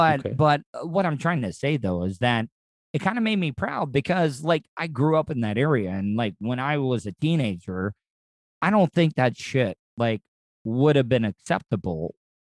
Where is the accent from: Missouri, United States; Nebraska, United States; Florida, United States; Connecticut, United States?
Florida, United States; DeLand; moved away; my hometown of DeLand, Florida, where I grew up.